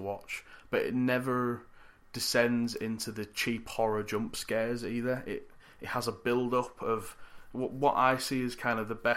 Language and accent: English; United Kingdom; as a British person